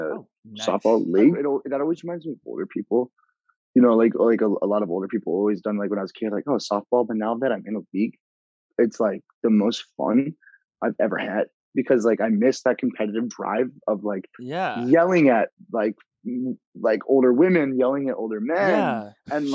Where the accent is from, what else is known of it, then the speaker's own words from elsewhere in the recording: Phoenix, Arizona, United States; now in South Bay, Los Angeles, United States; I'm from Phoenix, Arizona.